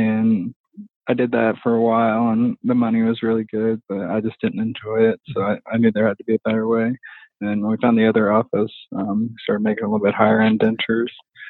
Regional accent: Effingham, Illinois, United States; moved away as an adult; also born or lived in Bloomington, Indiana / Chicago, Illinois / Durango, Colorado / Fort Collins, Colorado; now in Indiana, United States; I grew up in Effingham, Illinois, so kind of south central Illinois.

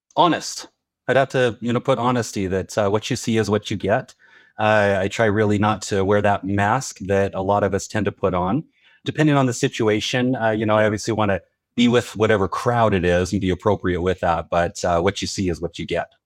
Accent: Utah, United States; Growing up in Utah, I predominantly Mormon.

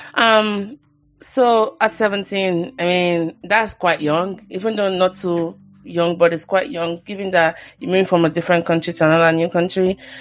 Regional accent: Nigeria; now in United States; growing up in Nigeria, like for example, I'm Christian

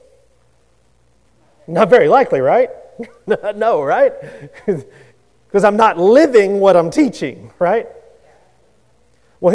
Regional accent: Louisiana, United States; I grew up in Louisiana

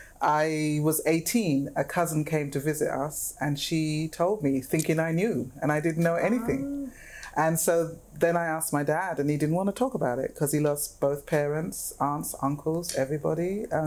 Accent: England, United Kingdom; moved away as an adult; now in Jamaica; I was raised in England

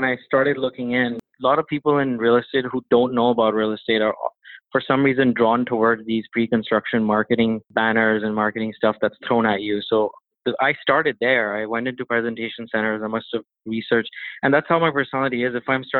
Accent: Toronto, Ontario, Canada; And funny story is that he actually didn't know I was from Toronto for the interview.

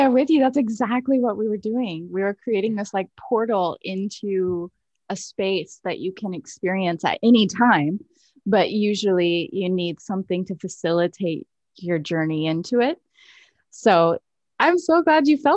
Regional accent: United States; Like, I'm so American and ignorant to these different ways of being in the world.

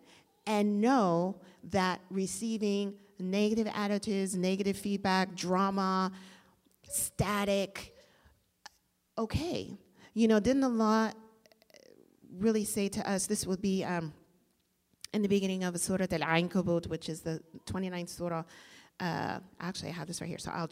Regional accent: Washington, District of Columbia, United States; I'm from D.C.

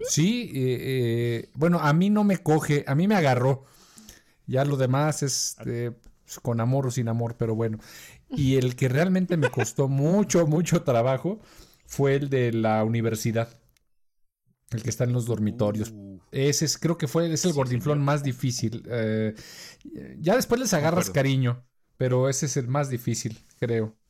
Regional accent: Mexico; accent: Mexican

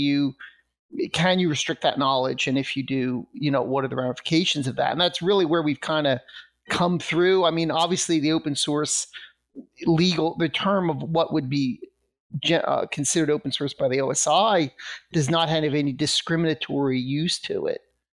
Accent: Russia; the title is "The Russia I Grew Up In Doesn't Exist Anymore."

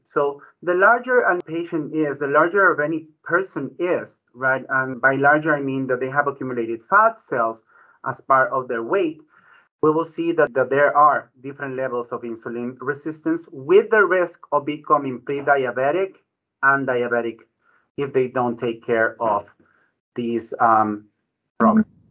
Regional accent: Ecuador; also born or lived in Bronx, New York; now in United States; My background is Ecuadorian. I was born in Ecuador.

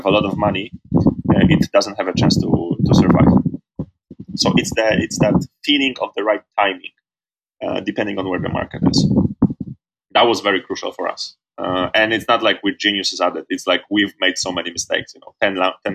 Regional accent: Poland; moved away as an adult; Poland, my home country.

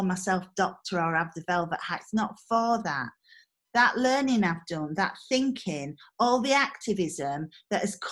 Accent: Mexborough, Yorkshire and the Humber, United Kingdom; I come from Mexborough

